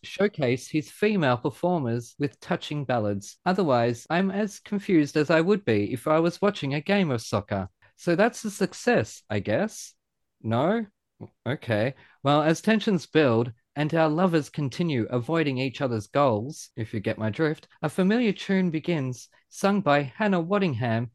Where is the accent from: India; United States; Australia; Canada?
Australia; being an Aussie rules boy